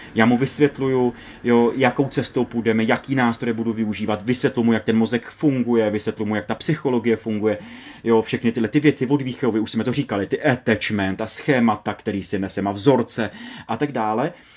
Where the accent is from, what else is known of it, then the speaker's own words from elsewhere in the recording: Moravia, Czechia; u nás na Moravě